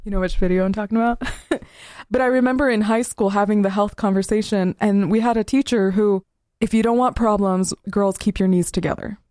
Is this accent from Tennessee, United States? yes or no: no; Southern Utah, United States; Growing up in Southern Utah